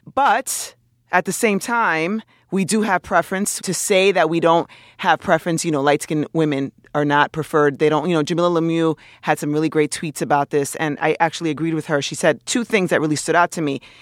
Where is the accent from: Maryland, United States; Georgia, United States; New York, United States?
New York, United States; New York City; also born or lived in Dominican Republic; raised in my hometown of New York City